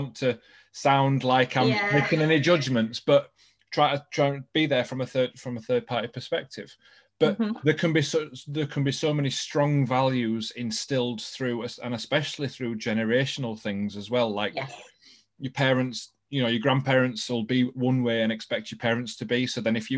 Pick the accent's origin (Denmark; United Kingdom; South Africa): United Kingdom; England; I'm English born and bred